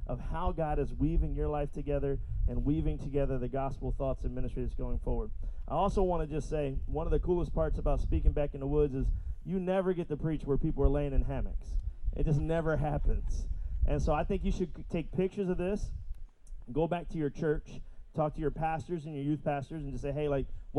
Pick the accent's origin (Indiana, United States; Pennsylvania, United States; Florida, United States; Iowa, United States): Pennsylvania, United States; Philadelphia; I'm from Philadelphia. For those who might not know, I pastor a really small but really fantastic church back in Philly